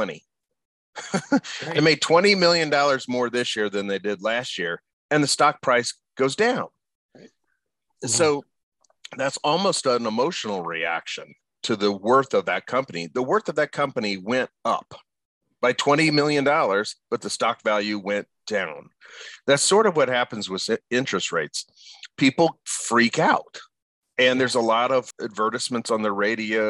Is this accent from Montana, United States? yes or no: no; Indianapolis, Indiana, United States; I was born and raised in Indianapolis and I've lived other places, but for the most part, Indianapolis has been home